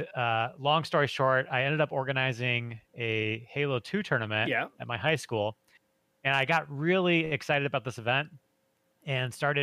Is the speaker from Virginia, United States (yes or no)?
no; Michigan, United States; moved away as an adult; now in Los Angeles, United States; So I grew up in Michigan